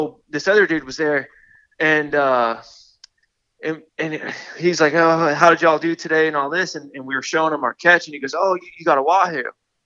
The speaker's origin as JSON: {"language": "English", "town": "Yankeetown", "region": "Florida", "country": "United States", "tie": "born or raised there", "said": "I'm from the Gulf Coast of Florida. I grew up in a place called, like, near Yankeetown"}